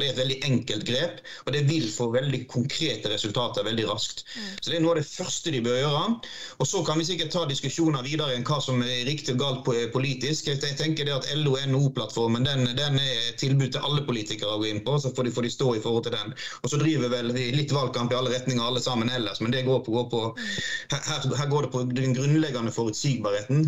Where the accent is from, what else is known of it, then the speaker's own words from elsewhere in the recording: Odda, Vestland, Norway; jeg kommer jo fra Odda, det er et industrisamfunn. Og når jeg vokste opp, så var fjorden eh, rødere enn rød